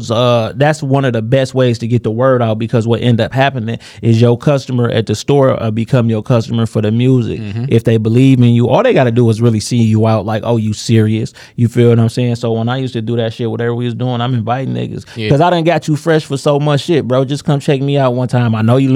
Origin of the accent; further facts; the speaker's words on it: Detroit, Michigan, United States; I was supposed to work on Grand River because I come from Villa on Grand River in Greenfield.